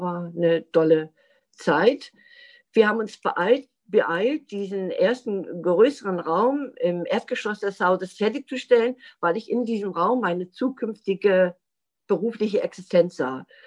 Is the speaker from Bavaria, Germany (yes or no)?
no; Rostock, Mecklenburg-Vorpommern, Germany; also born or lived in Friedland, Mecklenburg; Ich bin 1961 in Friedland in Mecklenburg geboren. Aufgewachsen bin ich allerdings vorwiegend in Rostock